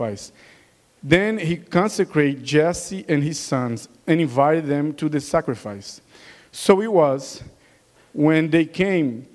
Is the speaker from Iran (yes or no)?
no; Brazil; accent: Brazilian; English is a second language; moved away; With my Brazilian accent